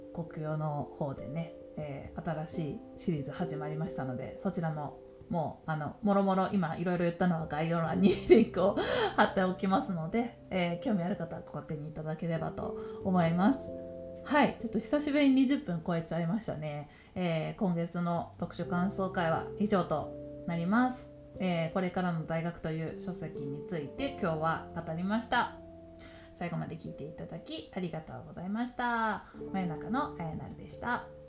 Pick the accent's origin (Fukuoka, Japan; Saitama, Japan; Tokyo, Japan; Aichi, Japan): Tokyo, Japan; ずっと東京で育って